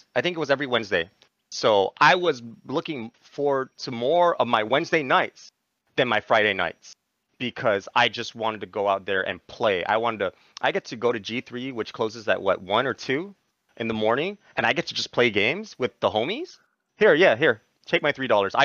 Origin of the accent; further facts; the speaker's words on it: Guam; moved away as an adult; now in Japan; we're from Guam